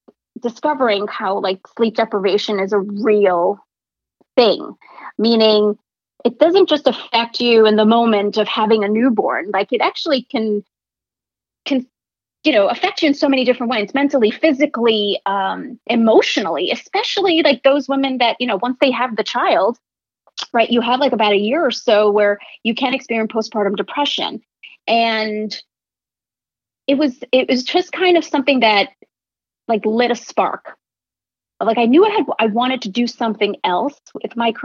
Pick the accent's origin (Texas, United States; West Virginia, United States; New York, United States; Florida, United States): New York, United States; I grew up in New York